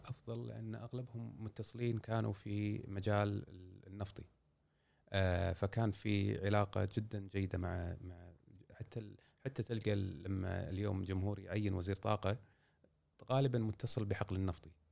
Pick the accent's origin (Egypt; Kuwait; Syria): Kuwait; إحنا عندنا في الكويت